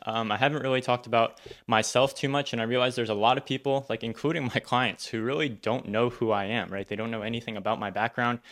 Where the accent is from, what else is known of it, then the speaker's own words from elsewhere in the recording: Northern Virginia, United States; I grew up in Northern Virginia, so the suburbs of Washington, D C, uh, that's where I wasn't born there, but moved there from a very, very young age and then went to elementary school all the way through college, um, in that area